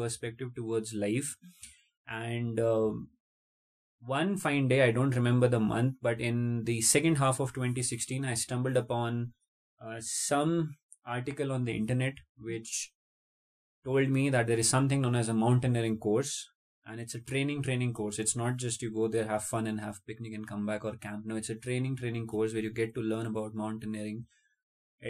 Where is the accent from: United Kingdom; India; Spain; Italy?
India; Jaipur, Rajasthan; moved away as an adult; I am basically born and brought up in Jaipur, the capital city of the state of Rajasthan, India